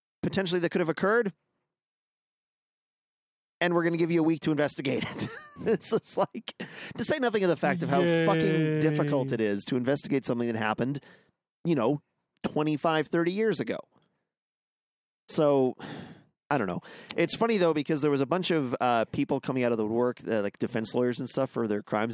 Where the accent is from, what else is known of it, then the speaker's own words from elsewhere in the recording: Canada; I'm a Canadian